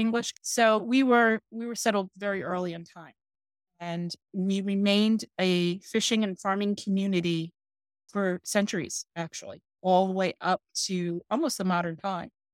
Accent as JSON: {"language": "English", "area": "Nassau County, Long Island", "region": "New York", "country": "United States", "tie": "born or raised there", "also_born_or_lived": "Suffolk County, New York", "said": "I originally was born and grew up in Nassau County"}